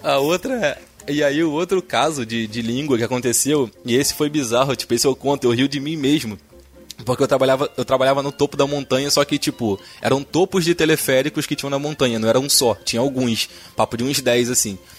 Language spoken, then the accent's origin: Portuguese; Rio de Janeiro, Brazil; also born or lived in Paracambi; sou do Rio, né, cara? Malandragem carioca